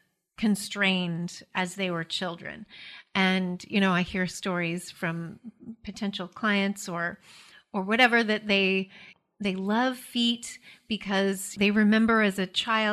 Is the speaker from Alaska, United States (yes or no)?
yes; Alaska, United States; In Alaska, we don't wear shoes in the house